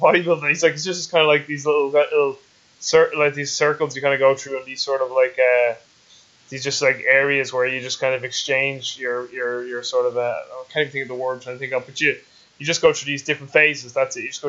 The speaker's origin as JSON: {"language": "English", "country": "Ireland", "said": "I'm Irish"}